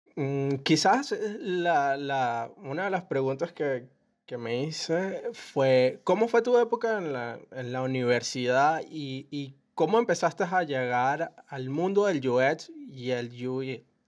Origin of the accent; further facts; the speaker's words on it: Valencia, Carabobo, Venezuela; yo que soy de Valencia